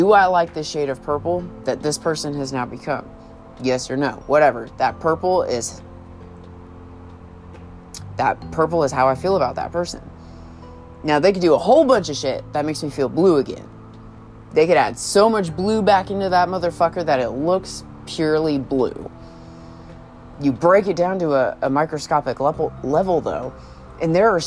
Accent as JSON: {"language": "English", "area": "San Francisco Bay Area", "region": "California", "country": "United States", "tie": "born or raised there", "moved": "as an adult", "lives_now": "Oklahoma, United States"}